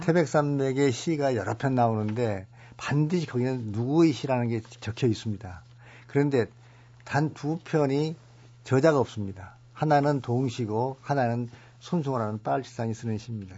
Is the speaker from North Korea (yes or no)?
no; Suncheon, South Jeolla, South Korea; 제가 태어난 순천